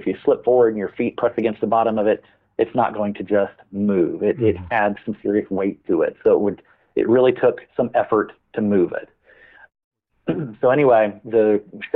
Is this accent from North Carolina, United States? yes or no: no; Farmers Branch, Texas, United States; I grew up in the North Dallas area of Dallas, Texas, and this was in a little suburb of Dallas called Farmers Branch